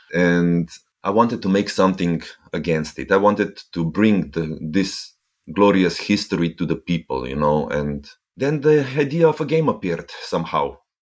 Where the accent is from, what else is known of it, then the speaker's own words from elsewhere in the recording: Ljubljana, Slovenia; I am from Ljubljana, the capital of Slovenia